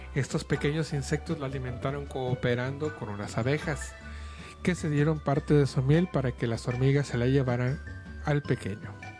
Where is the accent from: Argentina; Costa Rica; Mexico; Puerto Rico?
Mexico; es parte de nuestra cultura mexicana, es parte de nuestra, de nuestra vida como mexicanos